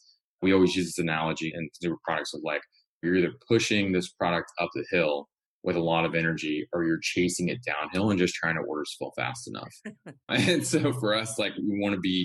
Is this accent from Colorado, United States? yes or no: no; Louisiana, United States; moved away; my home state of Louisiana